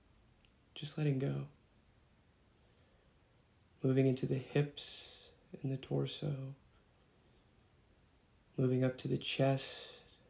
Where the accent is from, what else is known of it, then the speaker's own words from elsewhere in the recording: Austin, Texas, United States; I'm from Austin, Texas